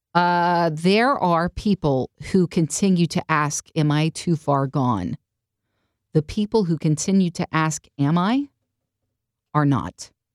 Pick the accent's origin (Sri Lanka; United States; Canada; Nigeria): United States; we grew up in the United States of America